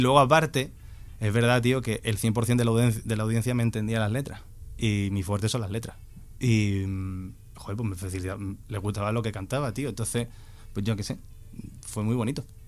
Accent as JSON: {"language": "Spanish", "town": "Cádiz", "region": "Andalusia", "country": "Spain", "said": "yo soy de Cádiz"}